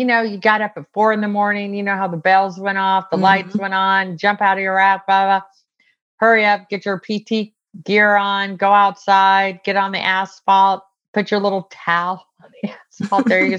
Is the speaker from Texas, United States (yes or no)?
no; San Diego, California, United States; I grew up military. I grew up in San Diego.